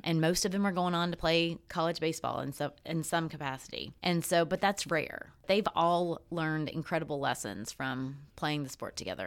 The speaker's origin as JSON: {"language": "English", "town": "Greeneville", "region": "Tennessee", "country": "United States", "tie": "born or raised there", "moved": "yes", "said": "Andrew Johnson was from my hometown. He had his, his, uh, tailor shop and two houses were in Greenville"}